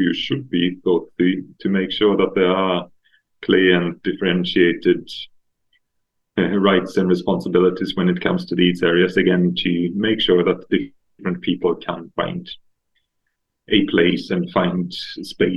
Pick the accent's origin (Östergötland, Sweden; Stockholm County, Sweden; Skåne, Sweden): Stockholm County, Sweden; Stockholm; I'm from Stockholm, so I grew up in the suburbs